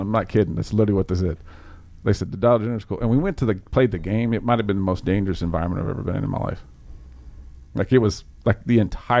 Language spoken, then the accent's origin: English; Mayfield, Kentucky, United States; I grew up in Mayfield, so that's Western Kentucky. Went to high school in Central Kentucky, and I went to college in Eastern Kentucky. And I spent 13 years of my life in Eastern Kentucky